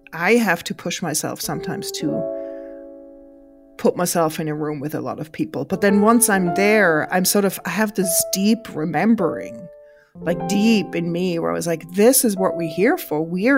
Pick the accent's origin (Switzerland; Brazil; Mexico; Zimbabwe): Switzerland; English is a second language; now in New York, United States; I grew up in the Swiss countryside and I would gather the kids at night to play games outside